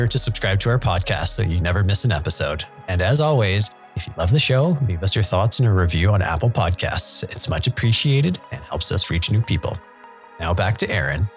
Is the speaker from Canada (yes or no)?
yes; Canada; my home country of Canada